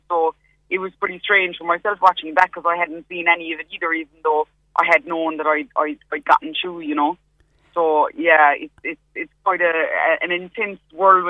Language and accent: English; Knocknagree, Munster, Ireland; moved away as an adult; also born or lived in Cork City; now in London, United Kingdom; I'm from Knocknagree, but I lived in Cork City for about 8 years.